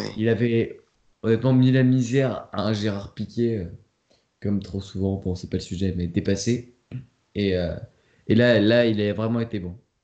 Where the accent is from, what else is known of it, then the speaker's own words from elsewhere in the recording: France; en tant que Français